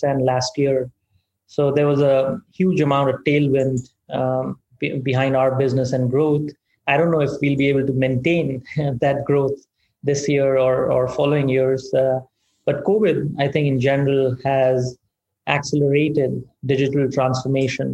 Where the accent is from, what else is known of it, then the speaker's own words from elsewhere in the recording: India; moved away as an adult; now in United States; I grew up in India, humble background